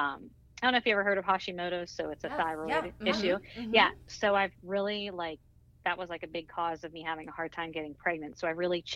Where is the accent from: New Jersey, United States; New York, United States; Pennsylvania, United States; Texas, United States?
Pennsylvania, United States; 45 minutes north of Pittsburgh; also born or lived in Baltimore; I grew up about 45 minutes north